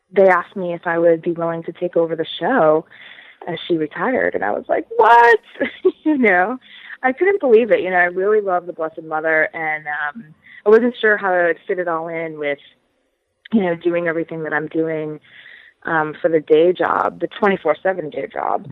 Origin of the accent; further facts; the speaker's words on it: Boston, Massachusetts, United States; now in Los Angeles, United States; I'm from Boston, and even though I live